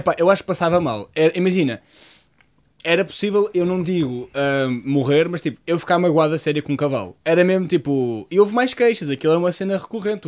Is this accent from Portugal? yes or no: yes; Portugal; a minha casa, onde eu cresci, na Lameiria, uma das zonas que eu cresci